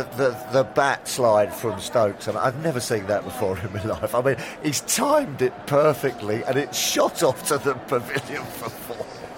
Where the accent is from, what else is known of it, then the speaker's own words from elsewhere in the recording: England, United Kingdom; being an Englishman